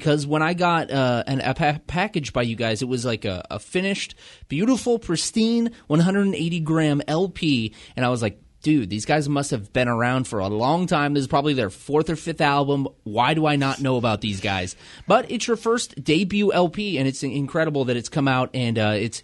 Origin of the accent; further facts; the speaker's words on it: the Northwest, Pacific Northwest, United States; we are from the Northwest